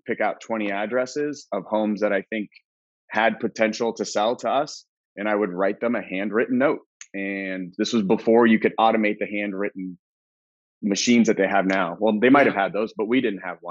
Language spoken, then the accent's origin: English; Phoenix, Arizona, United States; also born or lived in Colorado; born and raised Phoenician.